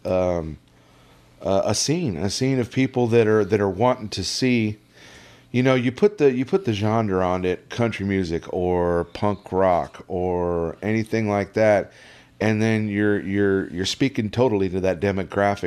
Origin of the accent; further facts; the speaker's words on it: El Sobrante, California, United States; also born or lived in Richmond, California; Born in Richmond Hospital. Raised in El Sobrany